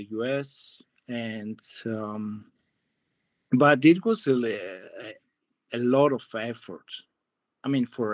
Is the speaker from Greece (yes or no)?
yes; Greece; moved away as an adult; also born or lived in Hollywood, United States; now in United States; I'm from Greece. I grew up there.